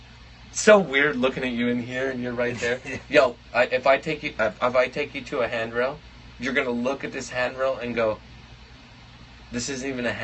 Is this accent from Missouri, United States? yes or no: yes; Missouri, United States; I can't fucking read. I'm from Missouri.